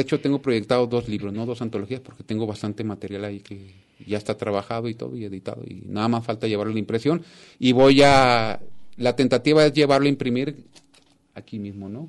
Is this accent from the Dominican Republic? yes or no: no; Sinaloa, Mexico; also born or lived in Tijuana; de Sinaloa, que es mi tierra, que amo